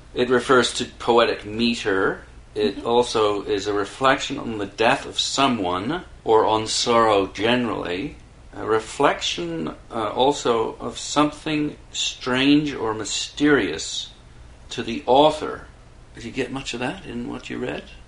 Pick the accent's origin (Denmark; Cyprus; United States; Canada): Canada; being Canadian